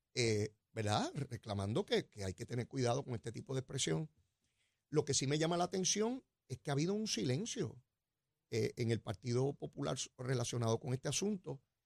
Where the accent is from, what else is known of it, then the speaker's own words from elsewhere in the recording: San Juan, Puerto Rico; yo soy como me crié allí en Capetillo y allá en Río Piedra, yo soy el mismo pájaro que se crió allí.